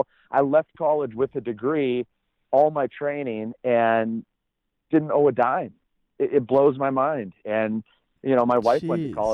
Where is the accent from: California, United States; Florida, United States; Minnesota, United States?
Minnesota, United States; I'm from Minnesota